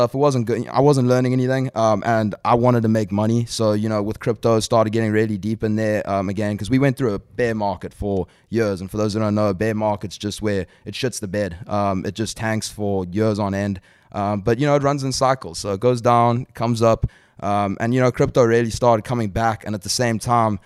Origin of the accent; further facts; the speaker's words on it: South Africa; moved away; also born or lived in Calabasas; coming from South Africa